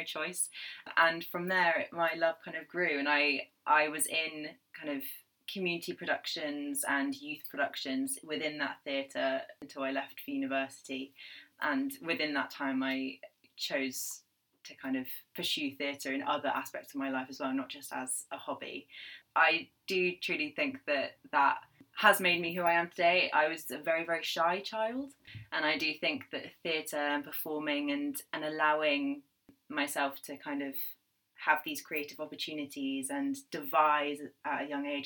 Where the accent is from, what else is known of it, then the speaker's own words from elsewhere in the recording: Cornwall, South West England, United Kingdom; moved away as an adult; also born or lived in London; I have actually grown up in Cornwall